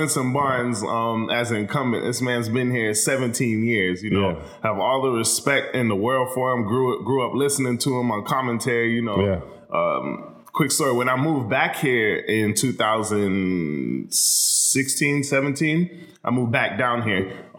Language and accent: English; Myanmar; But so I'm from Myanmar.